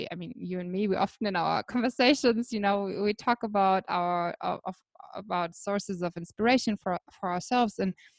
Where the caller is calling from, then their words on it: Blue Mountains, New South Wales, Australia; I'm calling in from the beautiful Blue Mountains in Australia.